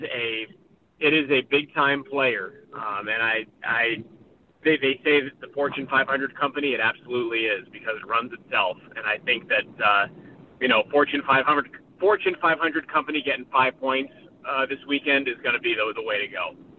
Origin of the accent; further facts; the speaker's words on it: Boston, Massachusetts, United States; moved away; I grew up on the East Coast. I grew up in Boston